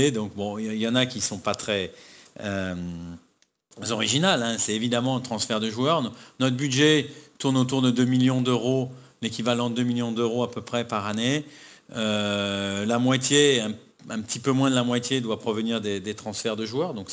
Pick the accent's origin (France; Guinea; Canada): France; moi je suis français, ma, femme, mes enfants sont, ivoiriens